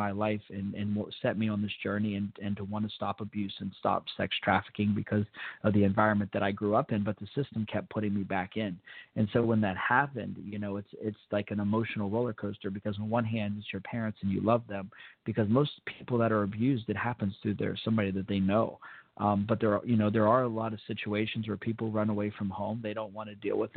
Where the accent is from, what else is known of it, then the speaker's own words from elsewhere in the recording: Fort Benning, Georgia, United States; I was born in Fort Benning